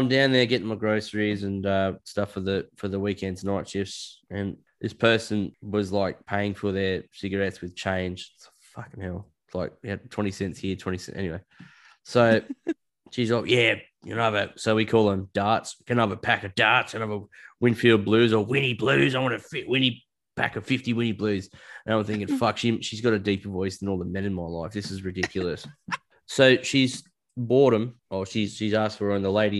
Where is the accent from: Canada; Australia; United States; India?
Australia; Being Australian, yeah, sure. Being Australian does help.